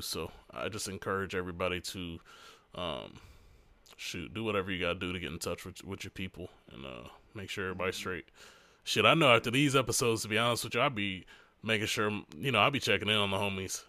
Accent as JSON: {"language": "English", "town": "Hampton", "region": "Virginia", "country": "United States", "tie": "born or raised there", "moved": "yes", "said": "where I was born in Hampton"}